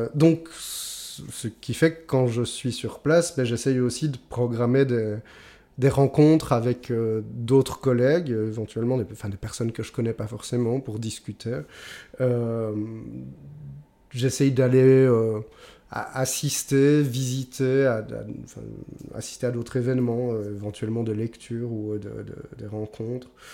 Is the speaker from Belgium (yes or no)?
yes; Belgium; chez nous, en Belgique